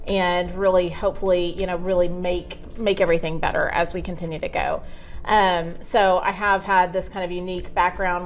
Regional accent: Arlington, Texas, United States; Arlington is home. So I was born in Arlington Memorial and really haven't left

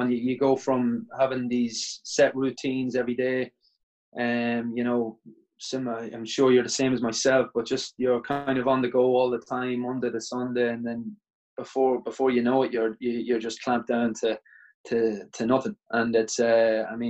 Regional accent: Ireland; I'm from Ireland. I'm the current Fed Cup captain for Ireland.

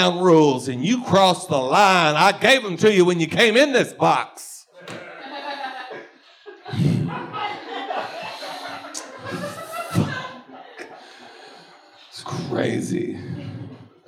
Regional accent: Texas, United States; now in Los Angeles, United States; I grew up in Texas. That's horrible. I got away from it

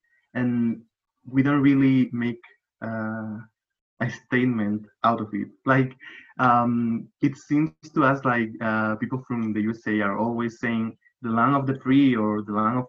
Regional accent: Granada, Andalusia, Spain; accent: Andalusian; English is a second language; I'm from Granada. This is like a real colorful and naturey and, you know, overall a happy looking city, like a small city.

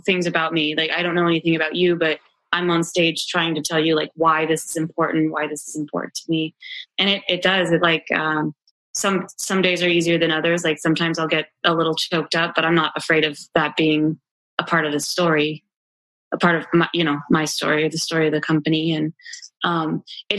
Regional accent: Mojave Desert, United States; moved away; I'm originally from the Mojave Desert, and I moved here a bunch of years ago

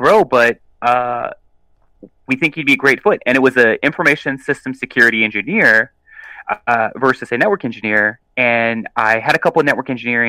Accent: South Alabama, United States; I'm from South Alabama

